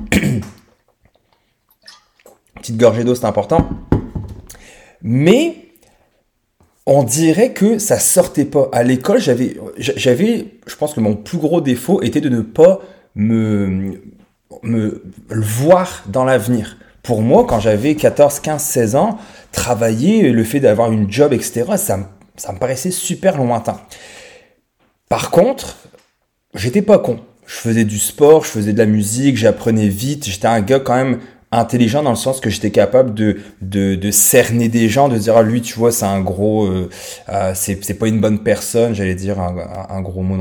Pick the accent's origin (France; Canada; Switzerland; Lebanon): France; accent: French; j'ai 36 ans actuellement. j'ai un petit accent français parce que je viens de France.